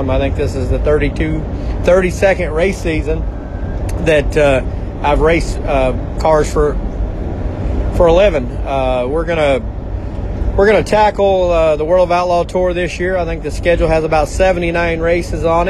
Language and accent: English; Oklahoma City, Oklahoma, United States; I grew up in Oklahoma City, racing at State Fair Speedway